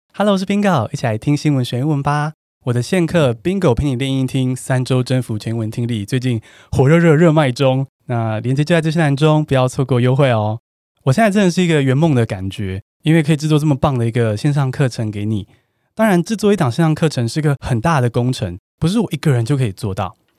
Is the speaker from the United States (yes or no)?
no; Taiwan; 我们台湾人好像真的是对自己英文最严苛的